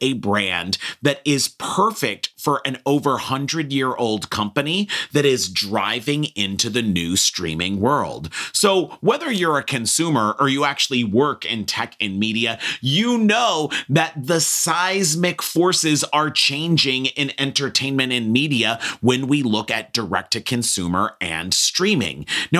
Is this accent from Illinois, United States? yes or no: no; Hollywood, California, United States; you know that I grew up in Hollywood.